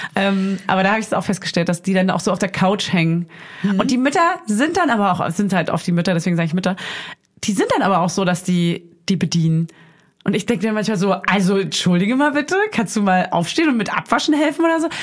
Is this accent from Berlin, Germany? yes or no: yes; Berlin, Germany; Also Berlin ist meine Heimat